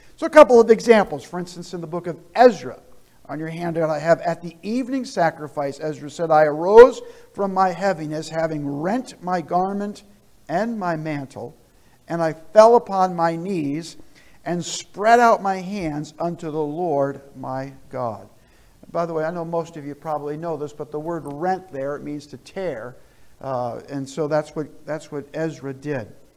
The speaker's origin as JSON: {"language": "English", "region": "New Jersey", "country": "United States", "tie": "born or raised there", "also_born_or_lived": "southern Vermont", "moved": "yes", "said": "I grew up in New Jersey"}